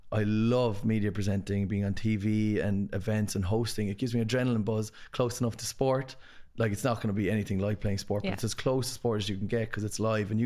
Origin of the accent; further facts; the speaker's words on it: Ireland; also born or lived in London; as like a Irish like sports person